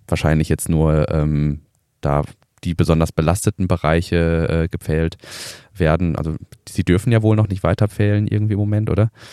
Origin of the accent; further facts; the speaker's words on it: Ruhr area, North Rhine-Westphalia, Germany; ich komme aus dem Ruhrpott